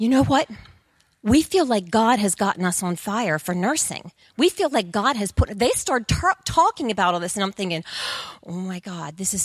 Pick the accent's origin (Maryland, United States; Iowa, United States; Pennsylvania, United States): Pennsylvania, United States; Coatesville; I was born and raised in Coatesville, and there's nothing there